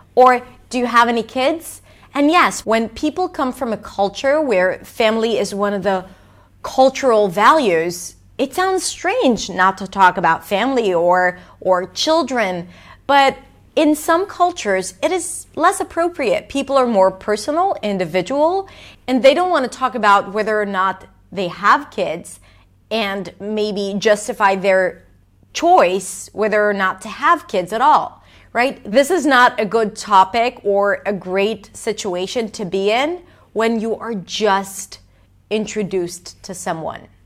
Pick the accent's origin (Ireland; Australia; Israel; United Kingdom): Israel; English is a second language; I'm Israeli, as you may or may not know. I'm not American